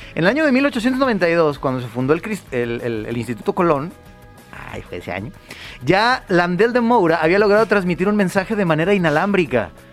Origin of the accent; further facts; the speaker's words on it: Mexico; nosotros como mexicanos